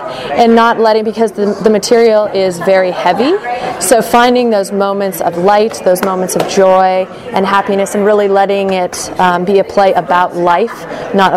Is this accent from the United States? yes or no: yes; Montana, United States; moved away as an adult; now in Irvine, United States; I was born and raised in Montana